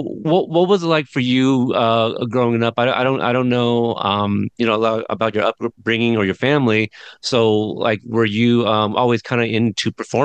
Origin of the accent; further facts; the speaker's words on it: Pacific Northwest, United States; being from the Pacific Northwest, we get things a little bit later